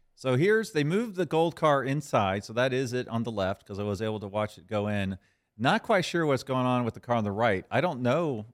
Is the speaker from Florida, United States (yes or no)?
yes; Jacksonville, Florida, United States; my hometown of Jacksonville, Florida